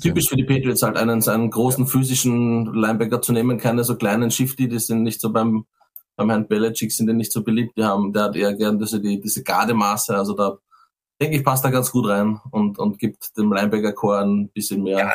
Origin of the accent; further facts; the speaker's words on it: Austria; als Österreicher